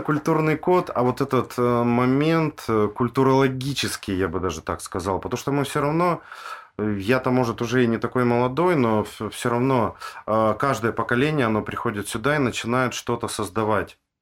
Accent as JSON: {"language": "Russian", "town": "Tyumen", "region": "Tyumen Oblast", "country": "Russia", "tie": "born or raised there", "said": "я сам из Тюмени родом"}